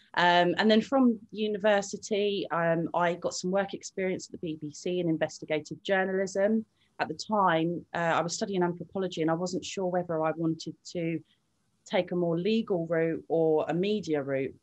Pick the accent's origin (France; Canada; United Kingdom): United Kingdom; Littlehampton, South East England; also born or lived in Brighton / Hove; originally, I grew up in Littlehampton. Um, I left there when I was 13 years old, came to Brighton when I was 14